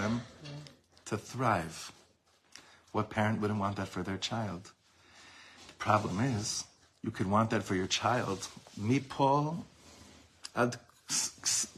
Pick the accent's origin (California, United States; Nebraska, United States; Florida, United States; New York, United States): California, United States; Los Angeles; I grew up in Los Angeles